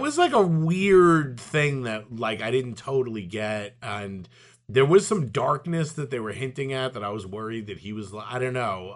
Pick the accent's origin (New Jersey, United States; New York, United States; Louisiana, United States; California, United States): New York, United States; New York City; growing up in Brooklyn